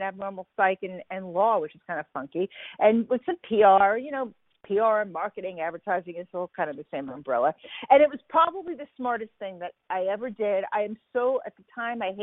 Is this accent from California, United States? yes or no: no; New York City, New York, United States; moved away; I grew up in Brooklyn